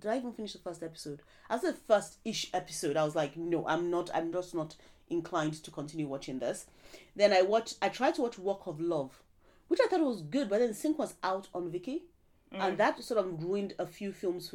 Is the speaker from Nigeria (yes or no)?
yes; Nigeria; we're Nigerian